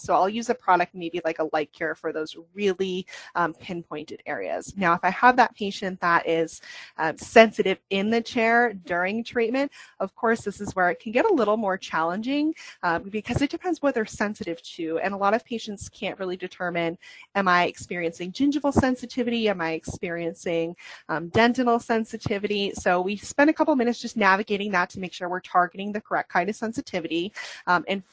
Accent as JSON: {"language": "English", "region": "New England", "country": "United States", "tie": "born or raised there", "said": "I was born and raised in the New England, Northeast, Maine, New Hampshire"}